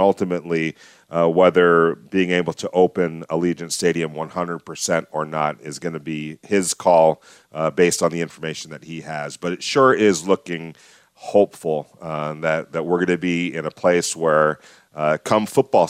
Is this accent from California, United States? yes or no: yes; Los Angeles, California, United States; now in Las Vegas, United States; I come from Los Angeles.